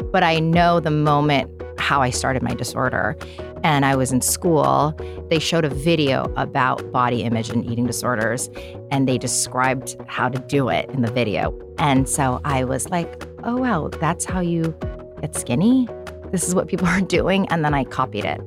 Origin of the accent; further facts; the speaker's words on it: United States; I'm an American kid